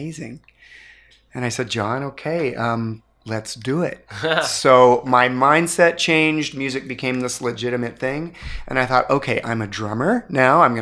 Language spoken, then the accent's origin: English; Ames, Iowa, United States; I grew up in Ames, Iowa